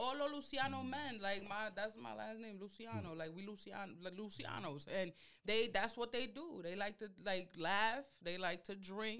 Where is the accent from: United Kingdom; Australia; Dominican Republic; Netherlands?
Dominican Republic; accent: Dominican; first language Spanish; English is a second language; For sure. My Spanish is very much Dominican.